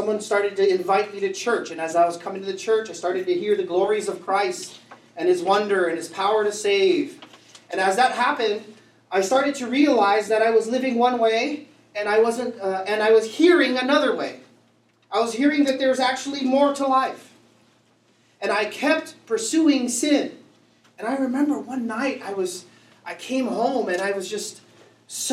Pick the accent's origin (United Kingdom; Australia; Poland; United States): United States; Vallejo, California; I grew up in Vallejo